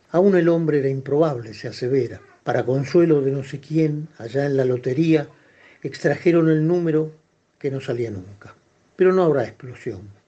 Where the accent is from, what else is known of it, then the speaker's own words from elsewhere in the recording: Buenos Aires, Argentina; yo soy porteño.